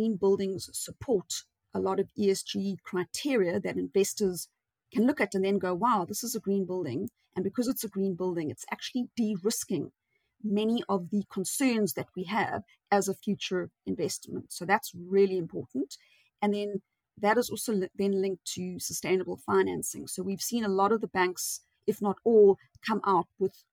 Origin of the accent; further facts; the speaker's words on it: South Africa; we're South African